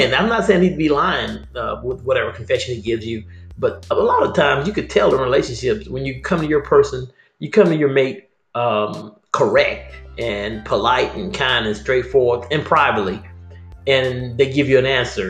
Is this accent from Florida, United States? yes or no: no; Vicksburg, Mississippi, United States; moved away; my hometown, Vicksburg